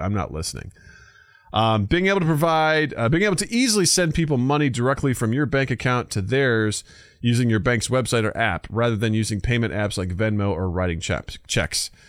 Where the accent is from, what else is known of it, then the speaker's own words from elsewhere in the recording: rural Missouri, United States; moved away; my hometown in rural Missouri